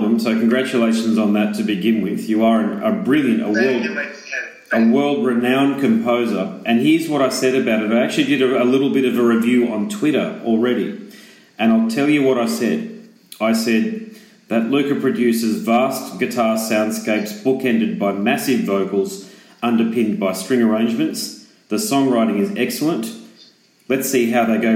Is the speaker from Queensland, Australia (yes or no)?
yes; Queensland, Australia; I'm from Queensland.